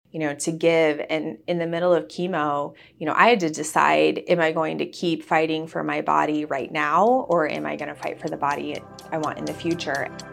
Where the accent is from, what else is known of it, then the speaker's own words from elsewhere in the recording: Wichita, Kansas, United States; moved away; we're from Wichita